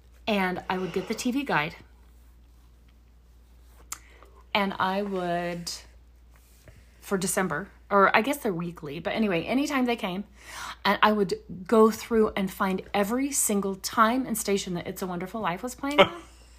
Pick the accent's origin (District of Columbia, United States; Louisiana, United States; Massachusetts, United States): Louisiana, United States; born there; also born or lived in Texas; so I was born in Louisiana and then we moved to East Texas for a while. We're not getting any snow in Houston and Corpus Christi. And so then, northern Louisiana, there was always a glimmer of hope.